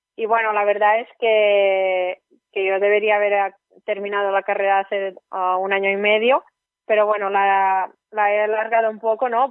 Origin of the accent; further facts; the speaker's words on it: Ogassa, Catalonia, Spain; also born or lived in Barcelona; yo soy de Ogasa, de una población súper pequeña que hay en la comarca de Ripollés, provincia de Gerona